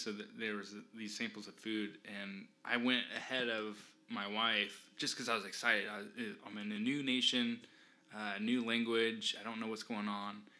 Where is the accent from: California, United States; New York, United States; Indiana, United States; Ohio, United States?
Indiana, United States; we're from Indiana, the mountainous area